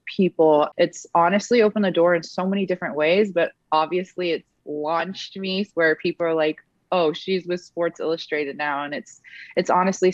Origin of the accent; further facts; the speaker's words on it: Edmonton, Alberta, Canada; Edmonton Elks is that, you know, not only is it my hometown